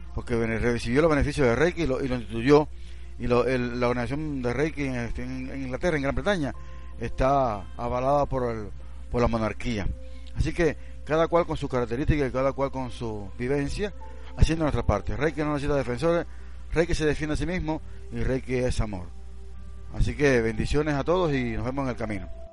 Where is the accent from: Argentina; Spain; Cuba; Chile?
Cuba; now in Venezuela; Yo soy cubano y vivo en Venezuela, y de mi experiencia cubana, yo recuerdo cuando estábamos en Cuba